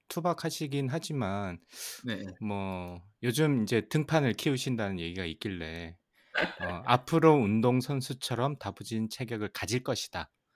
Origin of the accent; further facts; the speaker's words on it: Ulsan, South Korea; 울산 출신.